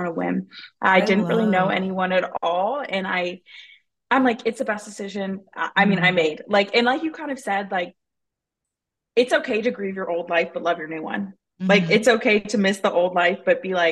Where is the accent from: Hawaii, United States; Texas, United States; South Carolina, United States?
Texas, United States; moved away as an adult; also born or lived in Florida; now in Arizona, United States; I grew up in Texas